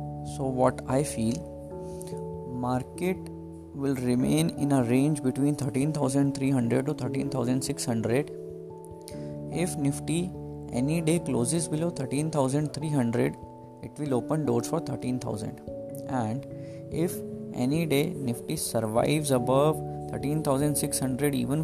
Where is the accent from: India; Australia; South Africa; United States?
India; Delhi; I am from Delhi, India